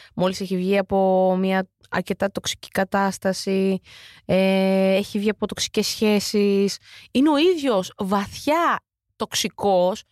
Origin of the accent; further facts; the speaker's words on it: Lamia, Central Greece, Greece; Είμαι και από τη Λαμία